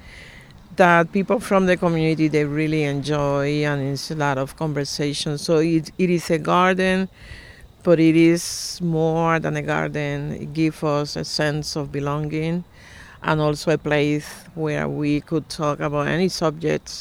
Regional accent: Loíza, Puerto Rico; now in Philadelphia, United States; my hometown of Loíza, Puerto Rico

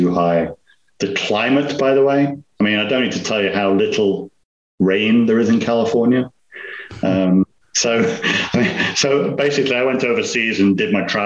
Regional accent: Nottingham, East Midlands, United Kingdom; moved away; I'm from England. Accent. I'm from a place called Nottingham in England. I call it Robin Hood country

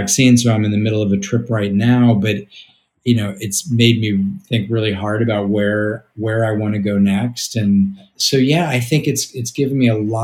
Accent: St. Louis, Missouri, United States; moved away; also born or lived in New York; I grew up in St. Louis

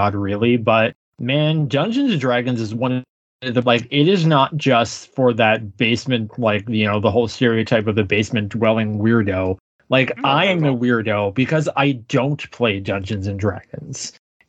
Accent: Canada; as a Canadian

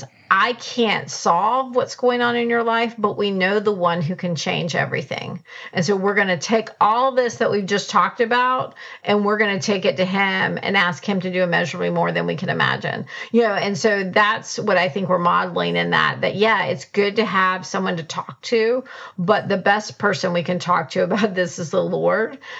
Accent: United States; as an American

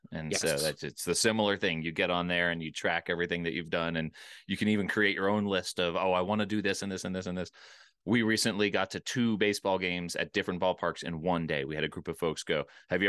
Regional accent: Pennsylvania, United States; I remember, you know, I grew up outside of Philadelphia.

